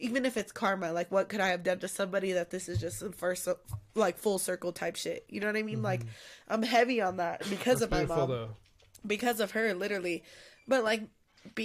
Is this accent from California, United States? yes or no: no; Pueblo, Colorado, United States; I'm from Pueblo